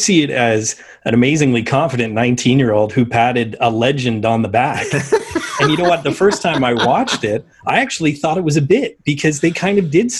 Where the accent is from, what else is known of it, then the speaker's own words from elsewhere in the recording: Toronto, Ontario, Canada; since I am from the Toronto area.